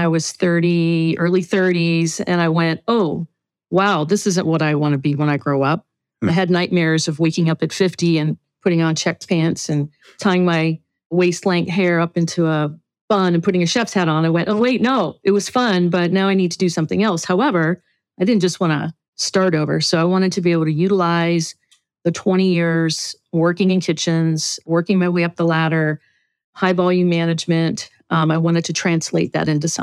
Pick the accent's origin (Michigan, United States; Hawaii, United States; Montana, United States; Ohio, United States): Hawaii, United States; I'm from Hawaii